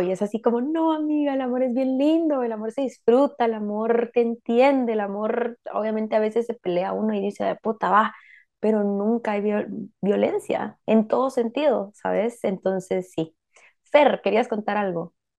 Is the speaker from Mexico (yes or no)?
no; Guatemala; como mujeres guatemaltecas